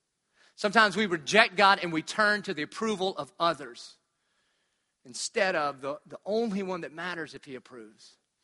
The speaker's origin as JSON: {"language": "English", "region": "Southern United States", "country": "United States", "said": "But I'm from the South. So I grew up in church. Who didn't grow up in church?"}